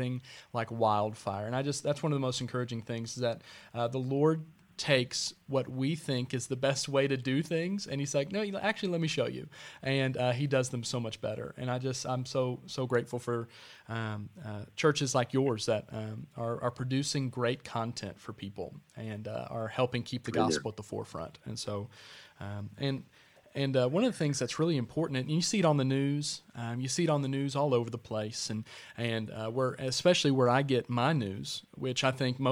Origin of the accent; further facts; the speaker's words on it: Pigeon Forge, Tennessee, United States; I hail from Pigeon Forge, Sevierville, that area